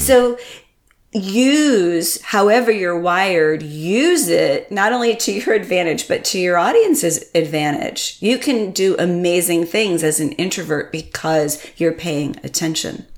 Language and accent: English; Connecticut, United States; I grew up in Connecticut, and my family's from Vermont